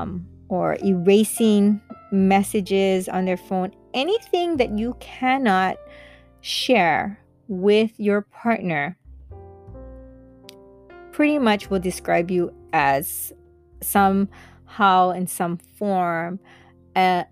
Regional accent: Kailua, Hawaii, United States; I'm from Hawaii, Kailua side. And being brought up on these islands

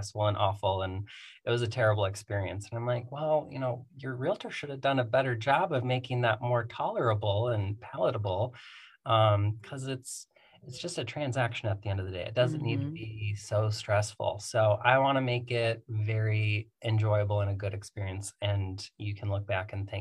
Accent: Midwest, United States; accent: Midwest; moved away as an adult; also born or lived in Iowa / Minnesota; now in Phoenix, United States; I am originally from the Midwest. I moved out here in 2014

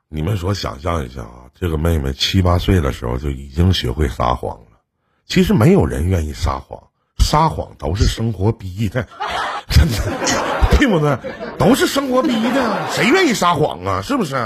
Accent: Northeast China, China; 我们东北这边儿

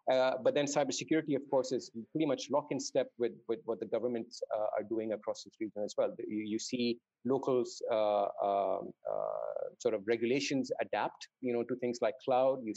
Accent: Dubai, United Arab Emirates; also born or lived in Saudi Arabia; So I grew up in Dubai uh, and Saudi Arabia to a certain extent.

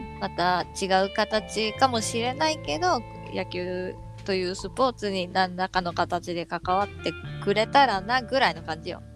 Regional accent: Hiroshima, Japan; 同じ広島人

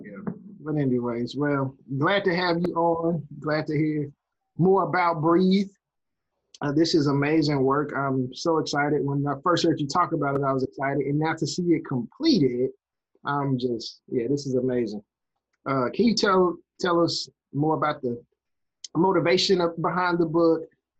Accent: Memphis, Tennessee, United States; we're from Memphis. This Tiger Country.

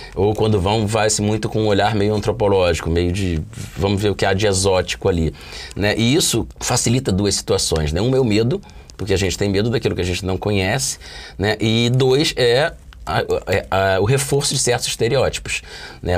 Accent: Rio de Janeiro, Brazil; sou oriundo de Madureira, um bairro suburbano

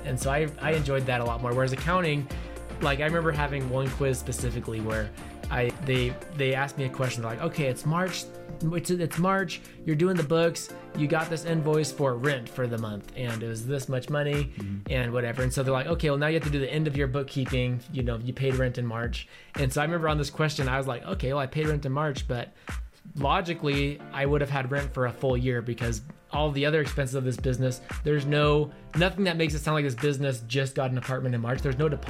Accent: Ohio, United States; born there; also born or lived in Utah; I was born in Ohio. I went to a lot of different schools, a lot of different high schools, and graduated in Utah.

